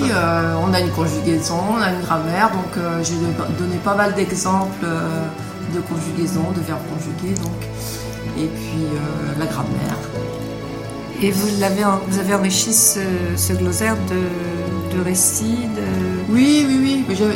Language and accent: French; L'Épine, Pays de la Loire, France; accent: patois de l'Épine; first language Patois of L'Épine (Noirmoutier); le, patois de l'épine, euh, bah, c'est ma langue natale en fait. Et c'est sans doute pour ça que j'y suis autant attachée.